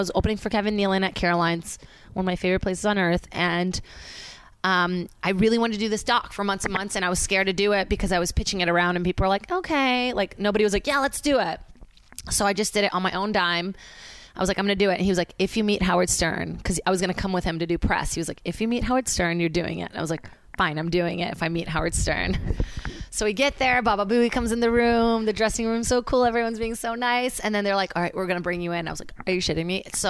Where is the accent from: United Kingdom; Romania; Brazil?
Brazil; now in United States; cause I say I'm from Brazil still, even though people are like Virginia, I'm like, no.